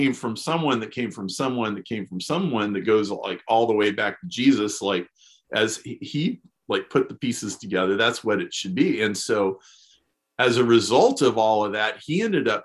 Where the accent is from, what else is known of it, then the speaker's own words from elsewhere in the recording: Lincoln, Nebraska, United States; I grew up in Lincoln, Nebraska